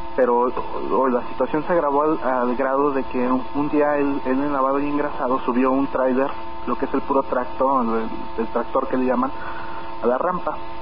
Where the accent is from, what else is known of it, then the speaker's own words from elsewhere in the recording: Mexico City, Mexico; moved away; Yo vengo de la Ciudad de México, yo viví en la Ciudad de México 17 años.